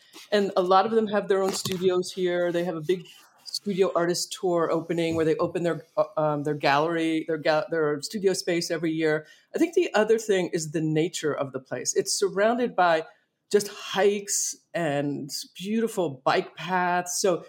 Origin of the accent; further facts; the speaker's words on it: Philadelphia, Pennsylvania, United States; moved away as an adult; also born or lived in Hershey, Pennsylvania / Los Angeles; now in Ojai, United States; I'm from Philadelphia originally.